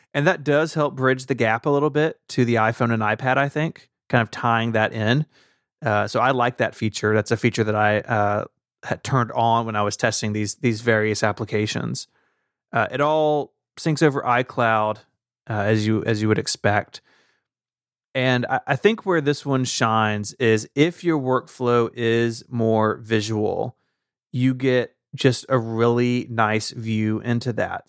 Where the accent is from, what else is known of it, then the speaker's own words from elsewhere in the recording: the South, United States; as a Southerner